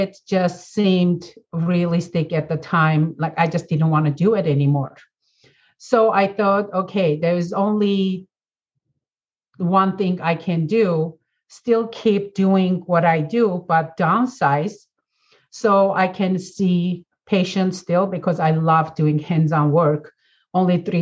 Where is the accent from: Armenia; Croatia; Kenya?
Armenia; moved away as an adult; now in United States; born and raised in Armenia, former Soviet Union